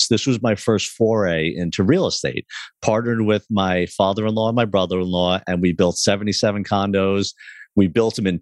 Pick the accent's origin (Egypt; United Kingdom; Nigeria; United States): United States; Long Island, New York; my brother and I grew up on Long Island, New York